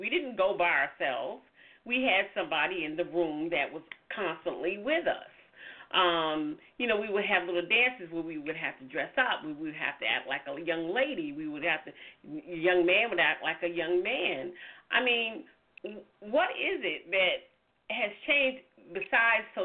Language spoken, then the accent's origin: English; the South, United States; you hear my voice, I'm from the South, and the church was in the middle of our community